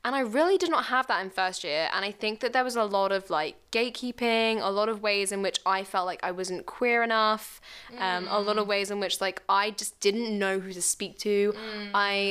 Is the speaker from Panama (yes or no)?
no; near Oxford, South East England, United Kingdom; moved away as an adult; where I grew up, which was about 6 hours down south near Oxford